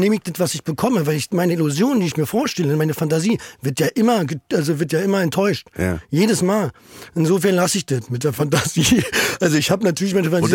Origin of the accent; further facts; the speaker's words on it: Berlin, Germany; Ich bin in Steglitz